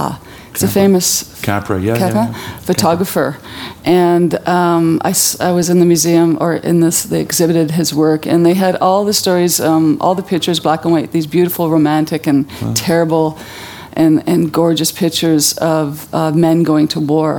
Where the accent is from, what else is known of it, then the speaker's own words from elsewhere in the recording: Vancouver, British Columbia, Canada; I was brought up in Vancouver, living in the city